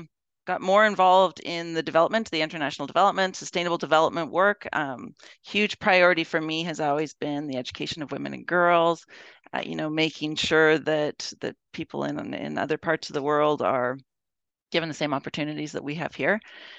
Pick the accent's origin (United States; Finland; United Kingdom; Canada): Canada; Edmonton, Alberta; Yeah, so I, of course, I was born in Edmonton. I mean, starting off at the beginning, I went to school in Edmonton. My parents are from Edmonton, so I've been here for a really long time, of course.